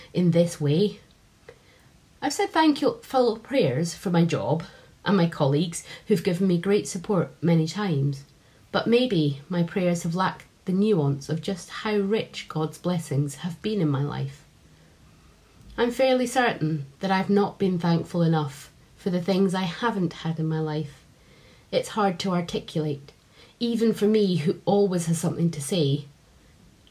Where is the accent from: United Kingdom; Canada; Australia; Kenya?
United Kingdom; Edinburgh, Scotland; now in Doncaster, United Kingdom; I grew up in Edinburgh, but I've been living in Doncaster for almost 15 years now